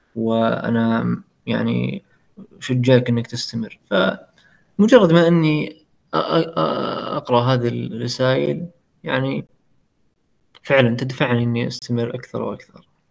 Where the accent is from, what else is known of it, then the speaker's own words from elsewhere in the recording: Saudi Arabia; عندنا في السعودية